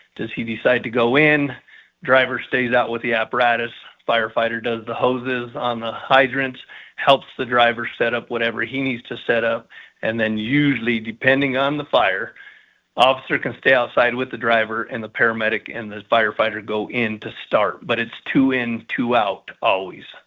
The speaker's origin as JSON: {"language": "English", "town": "Colorado Springs", "region": "Colorado", "country": "United States", "tie": "born or raised there", "said": "I was born and raised here, and I was lucky enough to serve the community here."}